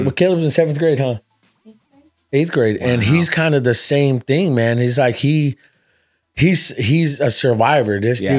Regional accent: Fresno, California, United States; also born or lived in Seattle; I'm from originally from Seattle. {S1} Okay. {S0} Yeah. So I grew up here in Fresno.

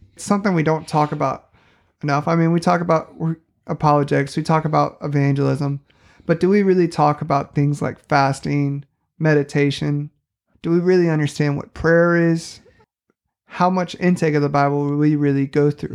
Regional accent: St. Louis, Missouri, United States; moved away as an adult; now in southwestern Missouri, United States; I grew up in Saint Louis, Missouri

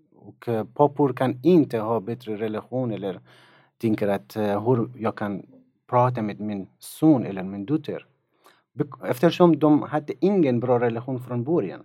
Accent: Afghanistan; Swedish is a second language; moved away as an adult; also born or lived in Tokyo, Japan; now in Sweden; Jag kommer från Afghanistan. Jag har bott i Sverige i tre år

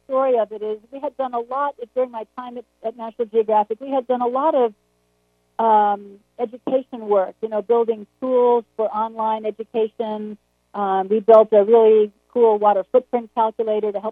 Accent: Long Island, New York, United States; I grew up on Long Island

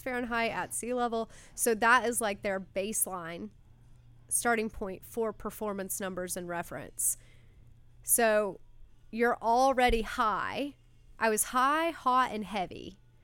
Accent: Louisville, Kentucky, United States; moved away; I grew up in Louisville, Kentucky

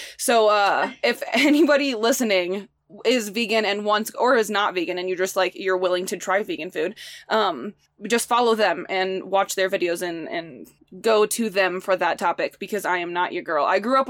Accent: Midwest, United States; Like I grew up in the Midwest. Well, that's all I know.

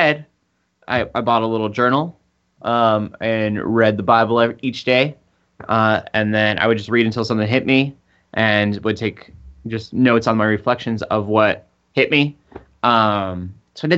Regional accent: United States; I'm American

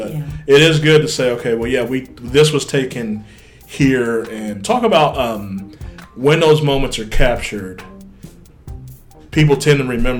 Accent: West Virginia, United States; moved away; my home state, West Virginia.

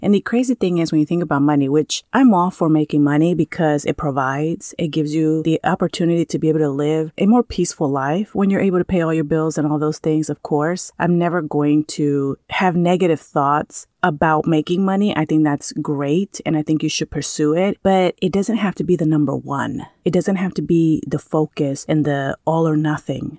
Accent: California, United States; moved away as an adult; now in Maui, United States; I grew up in California.

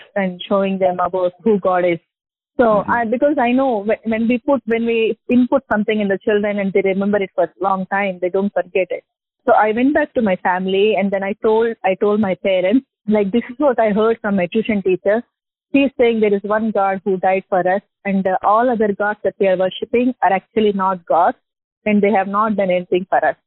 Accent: Hyderabad, Telangana, India; I'm from Hyderabad

